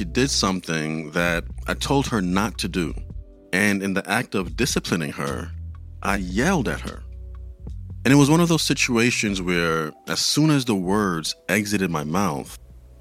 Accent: New York City, New York, United States; when I was growing up in the Bronx

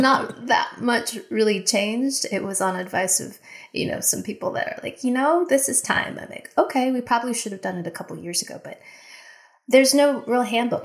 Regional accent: United States; also born or lived in Japan; being American in another country

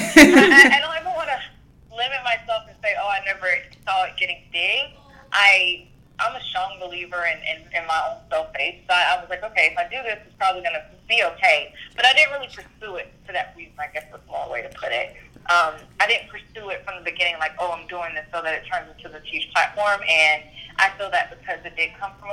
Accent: Little Robbins, the South, United States; moved away as an adult; now in Atlanta, United States; I'm from Little Robbins, very small town down south

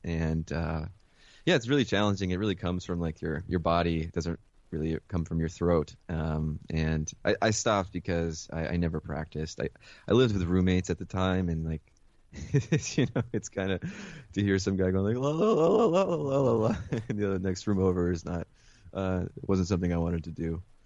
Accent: Mount Vernon, New York, United States; also born or lived in Caracas, Venezuela / Philadelphia; And then I moved uh, with my mother to Mount Vernon, which is where she grew up

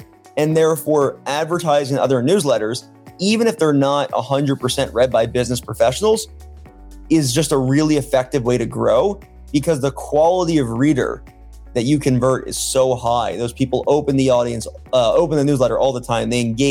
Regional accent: Baltimore, Maryland, United States; moved away; also born or lived in Michigan; I grew up in Baltimore, Maryland, went to the University of Michigan

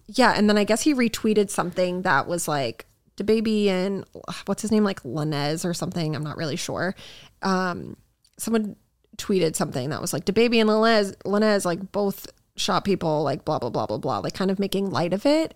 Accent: Massachusetts, United States; I grew up in Massachusetts

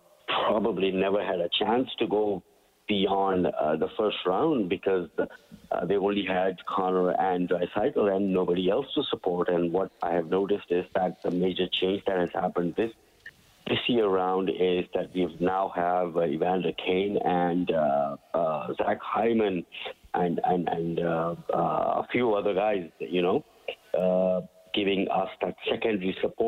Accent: Karachi, Sindh, Pakistan; moved away as an adult; now in Canada; I came to Canada from Pakistan.

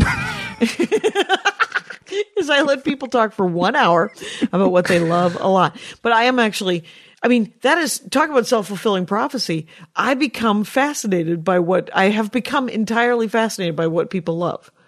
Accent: United States; we were raised here in the United States of America

